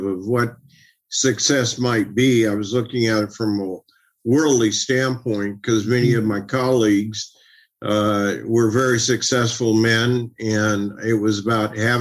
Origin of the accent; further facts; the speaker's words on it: Oakland, California, United States; I grew up in East Oakland during a tumultuous time in that area of the country